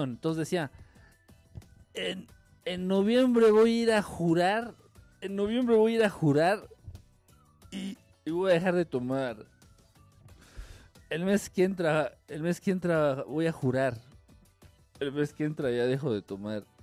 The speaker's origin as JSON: {"language": "Spanish", "country": "Mexico", "said": "Soy, soy mexicano, soy católico, le voy a la América, me gusta la chela, voto por el PRI."}